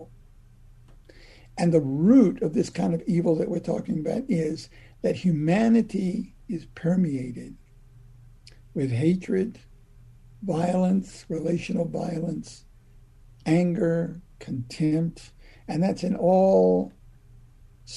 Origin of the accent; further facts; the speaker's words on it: Virginia, United States; I'm a Southerner. I was born and raised in Virginia